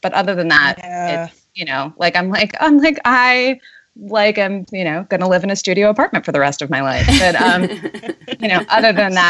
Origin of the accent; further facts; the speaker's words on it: New York City, New York, United States; moved away as an adult; now in San Francisco, United States; Born and raised Manhattan. Ah. I grew up on Union Square.